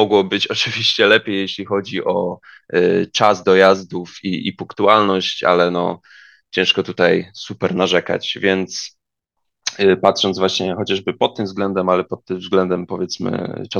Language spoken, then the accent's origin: Polish; Stęszew, Greater Poland, Poland; Pochodzę ze Stęszewa. Stęszew jest położony 25 km pod Poznaniem